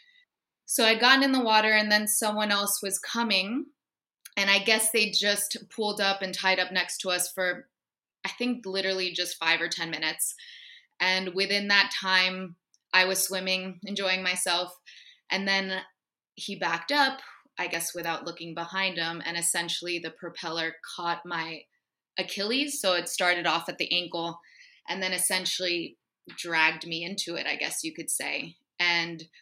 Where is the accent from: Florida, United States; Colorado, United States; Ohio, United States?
Florida, United States; Miami; being from where we're both from, growing up in Miami